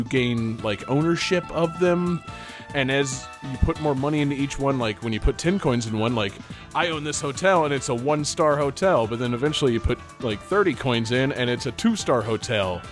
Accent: United States; Me as an American

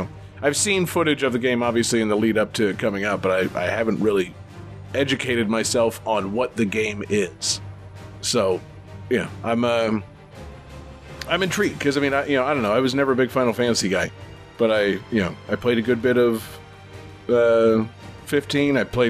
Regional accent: Florida, United States; yeah, we're all from Florida.

